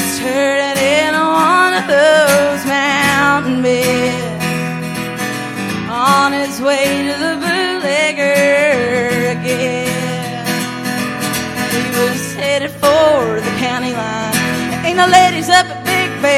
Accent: Red River Gorge, Powell County, eastern Kentucky, United States; I'm from the Red River Gorge in eastern Kentucky

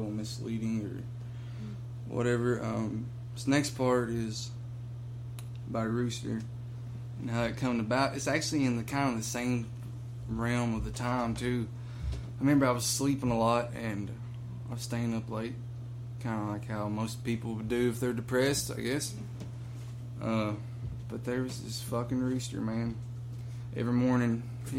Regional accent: Kentucky, United States; growing up in Kentucky and having that close knit family

